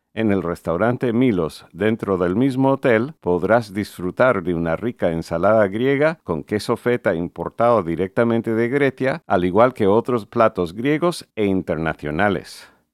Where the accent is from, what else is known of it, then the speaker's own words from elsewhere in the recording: Connecticut, United States; mi colegio en Connecticut, Estados Unidos